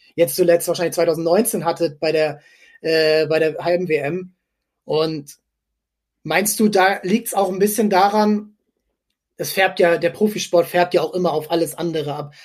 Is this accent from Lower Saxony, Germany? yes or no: yes; near Fredenbeck, Stade district, Lower Saxony, Germany; Fredenberg ist, ähm, kommt aus meiner Heimat, also ich bin zehn Kilometer davon aufgewachsen